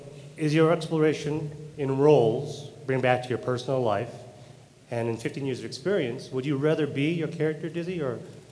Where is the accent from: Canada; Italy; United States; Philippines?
Philippines; And I'm Filipino